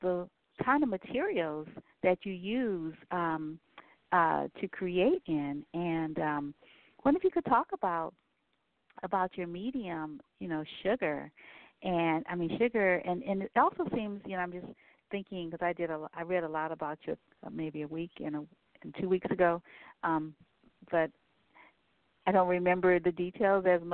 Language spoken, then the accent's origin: English; New Orleans, Louisiana, United States; I'm from Louisiana, from New Orleans